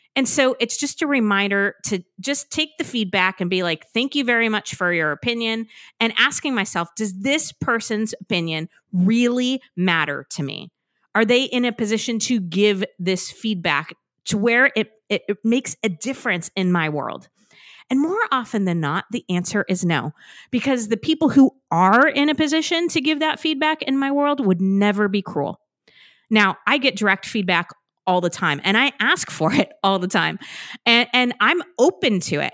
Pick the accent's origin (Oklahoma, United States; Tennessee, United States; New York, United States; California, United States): California, United States; moved away as an adult; now in Massachusetts, United States; I was born and raised in California.